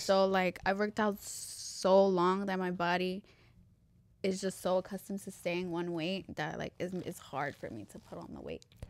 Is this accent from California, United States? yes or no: no; New York, United States; now in Elizabeth, United States; I was born in New York